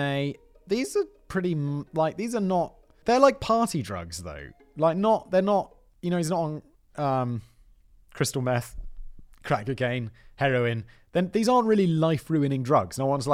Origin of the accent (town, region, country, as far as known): United Kingdom